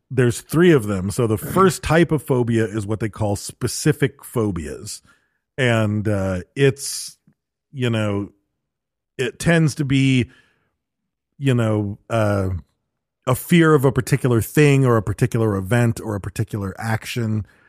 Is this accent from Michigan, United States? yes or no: yes; Michigan, United States; growing up in Michigan